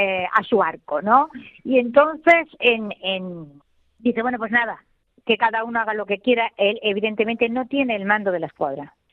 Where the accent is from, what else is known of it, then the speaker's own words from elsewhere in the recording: El Borge, Andalusia, Spain; soy del Borges